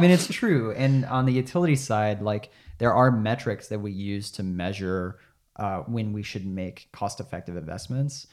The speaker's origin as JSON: {"language": "English", "region": "Arkansas", "country": "United States", "said": "I'm from Arkansas"}